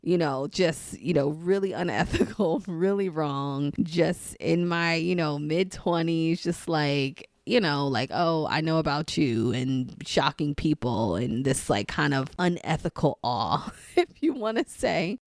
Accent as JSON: {"language": "English", "town": "New York City", "region": "New York", "country": "United States", "tie": "born or raised there", "moved": "yes", "lives_now": "DMV area, United States", "said": "the Saint Albans neighborhood that I grew up in, in Queens"}